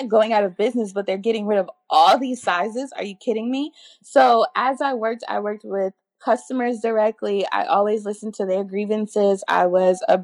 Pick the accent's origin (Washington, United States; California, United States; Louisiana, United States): Louisiana, United States; New Orleans; I'm from New Orleans and New Orleans is a melting pot